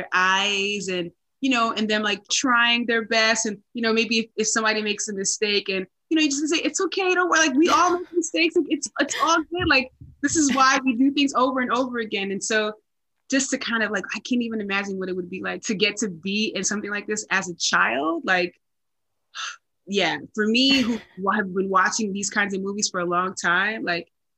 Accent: New York, United States; I'm from New York. I'm a New Yorker

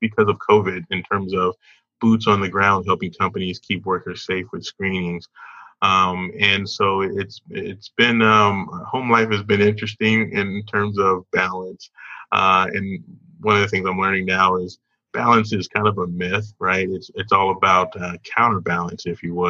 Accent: the South, United States; moved away as an adult; also born or lived in Indiana; Born and raised in the South

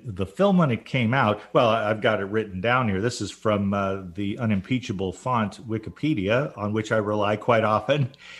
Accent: Southern California, United States; I grew up in Southern California.

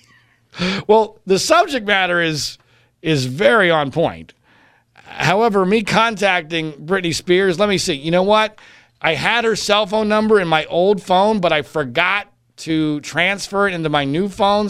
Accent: Philadelphia, Pennsylvania, United States; growing up in Philadelphia

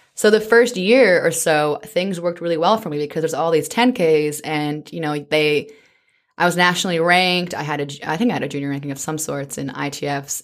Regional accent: British Columbia, Canada; also born or lived in Zimbabwe; I grew up in British Columbia from the age of five or so

